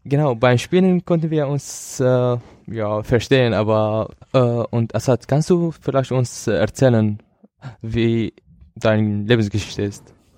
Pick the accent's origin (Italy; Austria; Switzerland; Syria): Syria; German is a second language; now in Germany; ich komme aus Syrien